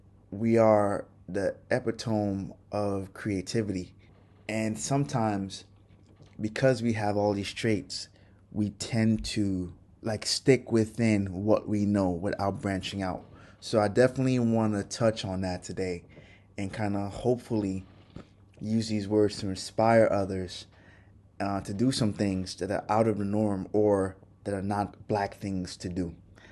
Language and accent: English; Brooklyn, New York, United States; also born or lived in Trinidad; I think that was one thing that was a problem for me growing up in Brooklyn